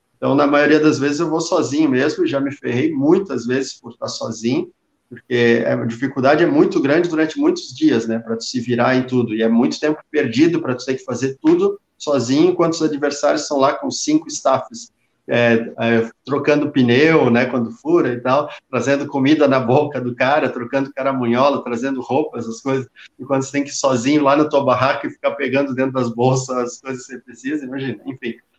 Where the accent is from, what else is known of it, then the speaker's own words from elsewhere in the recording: Brazil; a gente é brasileiro, né? A gente é só brasileiro